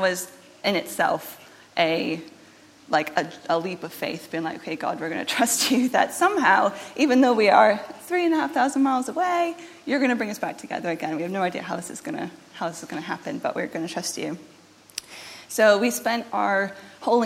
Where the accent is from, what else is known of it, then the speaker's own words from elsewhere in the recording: United States; moved away; I am obviously not from this country. I am American, but I had been living here. My family moved over here years ago